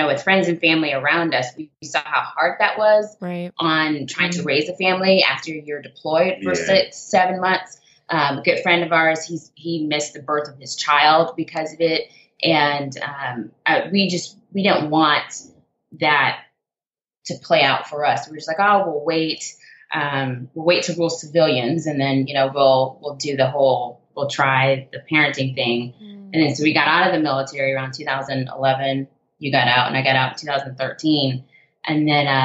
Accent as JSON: {"language": "English", "town": "Jacksonville", "region": "Florida", "country": "United States", "also_born_or_lived": "England", "moved": "yes", "lives_now": "California, United States", "said": "I'm from Florida"}